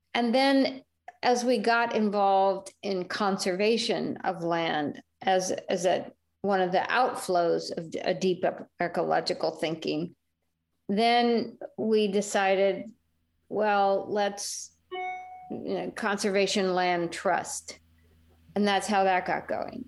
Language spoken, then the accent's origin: English; California, United States; moved away as an adult; also born or lived in Venezuela; as a Californian